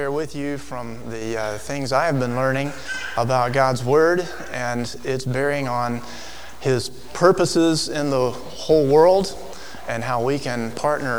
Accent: Alabama, United States; as a child growing up in Alabama

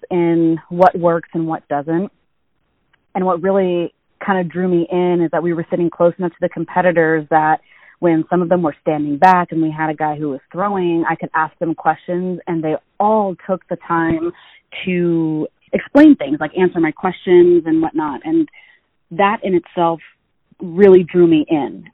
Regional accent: California, United States; I grew up in the Basque community here in California

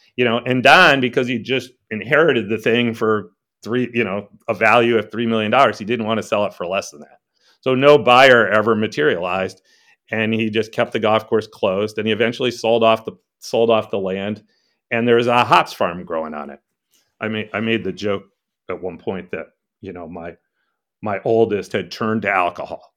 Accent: Connecticut, United States; moved away as an adult; also born or lived in New York City; now in Traverse City, United States; I'm really from the East Coast. I was born in New York City and grew up in Connecticut, but I came out here

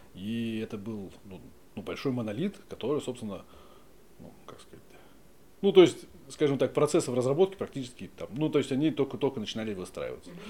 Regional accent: Moscow, Russia; Родился в Москве. Ну, здесь, недалеко, на судостроительной.

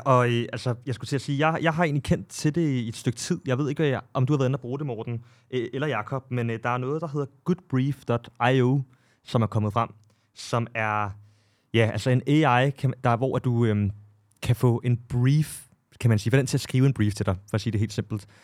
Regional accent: Copenhagen, Capital Region of Denmark, Denmark; jeg er jo selv fra Amager

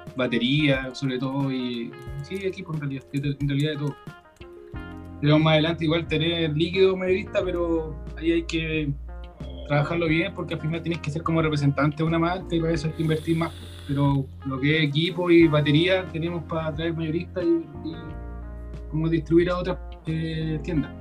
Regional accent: Quilpué, Valparaíso, Chile; Yo soy acá de la quinta región de Quilpué, somos de acá nosotros

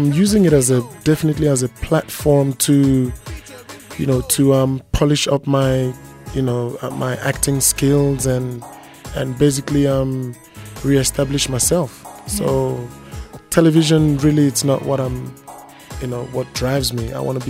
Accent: Nigeria; First of all, I'm an African. Mm-hmm. I'm a Nigerian.

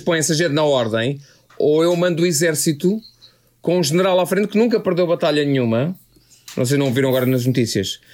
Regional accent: Oeiras, Lisbon, Portugal; eu e o Carlos, que somos do Conselho da Oeiras

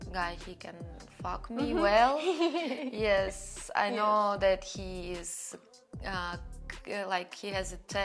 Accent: Russia; born or raised there

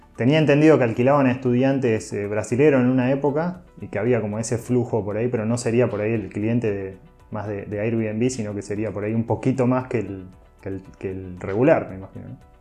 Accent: Rosario, Santa Fe, Argentina; Soy de Rosario

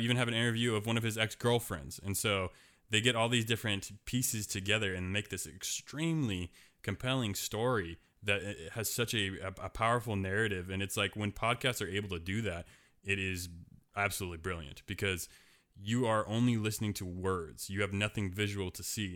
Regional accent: Portland, Oregon, United States; my hometown is Portland, Oregon

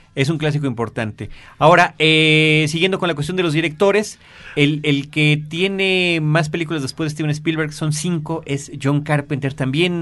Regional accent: Mexico

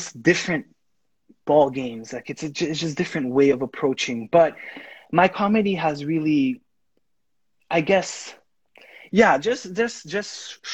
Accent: Haiti; first language Haitian Creole; English is a second language; now in United States; I'm Haitian. Like, I grew up in Haiti. I speak the language.

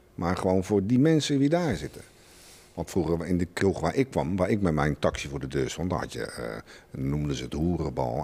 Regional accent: Schiedam, South Holland, Netherlands; bij ons in Schiedam

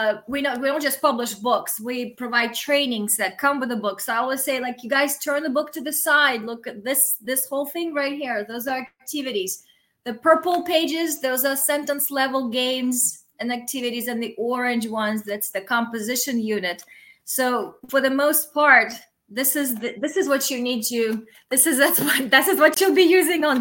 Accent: Russia; first language Russian; English is a second language; moved away as an adult; now in United States; I'm Russian. That's my first language. I came to the United States as an adult

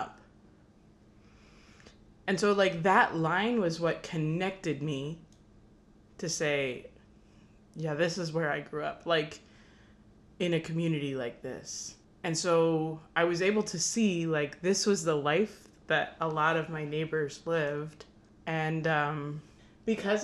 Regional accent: Chattahoochee, Florida, United States; I grew up in Chattahoochee, Florida

